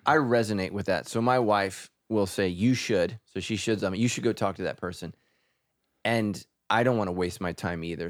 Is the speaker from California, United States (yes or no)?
yes; California, United States